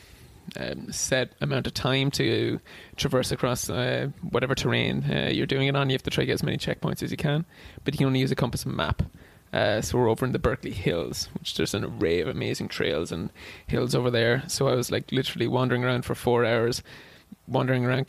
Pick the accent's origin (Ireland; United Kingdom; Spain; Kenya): Ireland; Wexford, Leinster; first language English; now in Boston, United States; I'm from Ireland, but I'm from a town called Wexford down the southeast. I'm actually from outside the town. I'm from Derry country. So I grew up in the dairy farm when I was a young lad